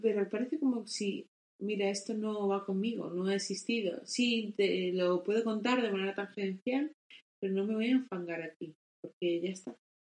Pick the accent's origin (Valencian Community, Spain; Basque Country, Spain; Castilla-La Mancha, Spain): Castilla-La Mancha, Spain; lo que ha sido donde nosotros nos hemos criado